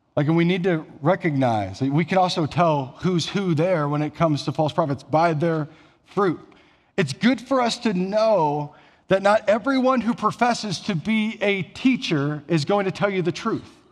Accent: Elgin, Iowa, United States; moved away; I'm from small town Iowa. So about six hundred people in my hometown

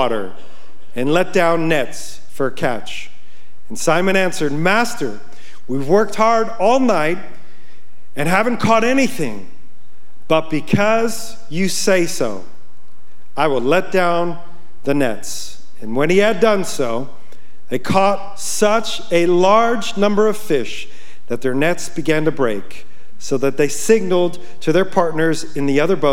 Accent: Yonkers, New York, United States; moved away as an adult; now in Montana, United States; I grew up in Yonkers, New York.

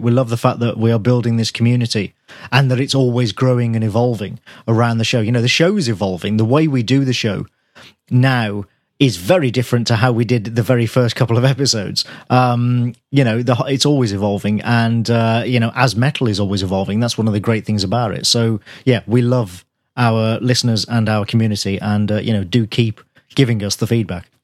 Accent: Birmingham, West Midlands, United Kingdom; born or raised there

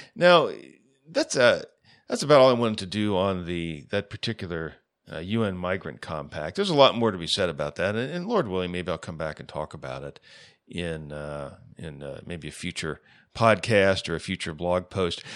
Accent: United States; as an American

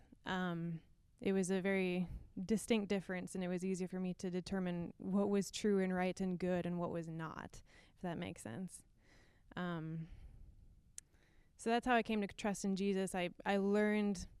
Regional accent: Minnesota, United States; I grew up in Minnesota

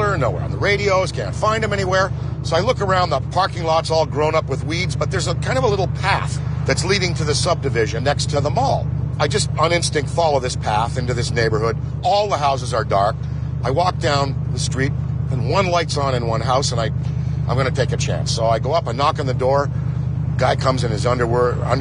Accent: Canada; moved away as an adult; also born or lived in Manhattan; growing up in Canada in the 1960s, we had one of these installed in our schoolyard

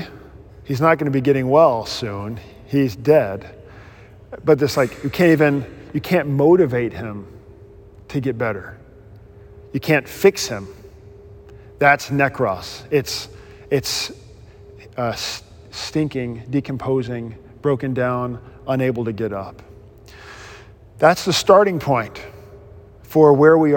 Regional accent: United States; I'm an American.

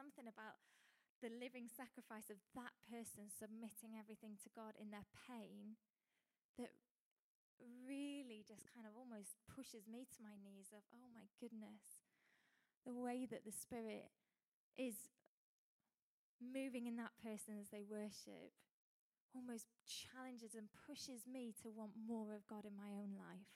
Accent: United Kingdom; as British people we

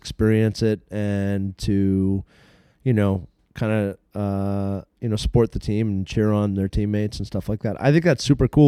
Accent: Massachusetts, United States; now in New Hampshire, United States

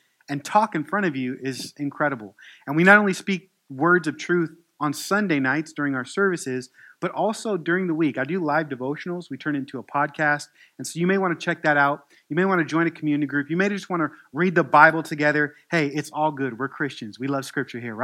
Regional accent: United States; accent: American; Southern twang

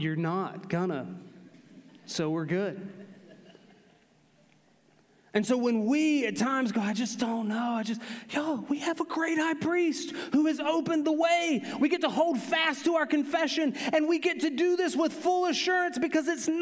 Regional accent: Aiken, South Carolina, United States; I grew up in the Aiken, North Augusta, Edgefield area of South Carolina

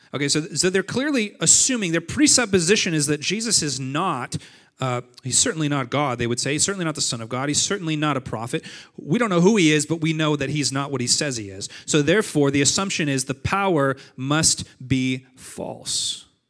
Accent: Montague, California, United States; moved away; I grew up in Nazareth. And not real Nazareth, but my version of Nazareth. It's a, it's a town called Montague, California, and it's six hundred humans

